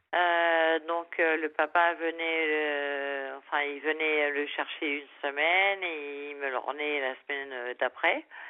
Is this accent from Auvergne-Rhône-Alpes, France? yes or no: no; Essonne, Île-de-France, France; moved away as an adult; also born or lived in London, United Kingdom / Japan; je suis revenue en 2013, voilà, dans ma ville natale, en Essonne